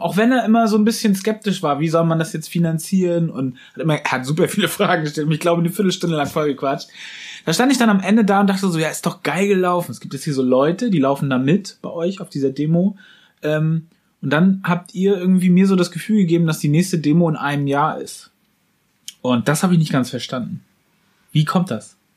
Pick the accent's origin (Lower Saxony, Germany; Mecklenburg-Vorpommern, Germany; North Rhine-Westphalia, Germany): Mecklenburg-Vorpommern, Germany; Wismar; now in Berlin, Germany; bei uns in Wismar auch äh, Wismar und Umgebung